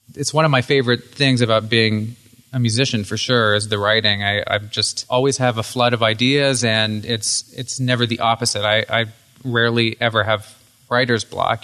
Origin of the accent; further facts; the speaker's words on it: Hyde Park, Vermont, United States; moved away as an adult; also born or lived in Burlington, Vermont; now in Los Angeles, United States; born and raised in Hyde Park, Morristown area, and I really got my start here in Burlington